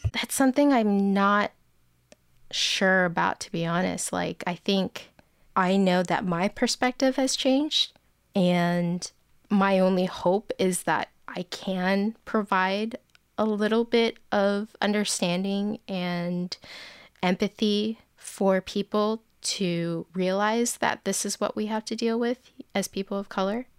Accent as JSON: {"language": "English", "area": "Bay Area", "region": "Northern California", "country": "United States", "tie": "born or raised there", "said": "I grew up in the Bay Area, uh, Northern California"}